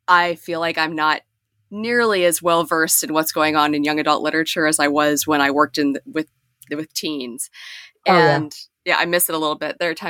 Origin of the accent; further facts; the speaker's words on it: Western Pennsylvania, United States; I grew up in Western Pennsylvania in a small town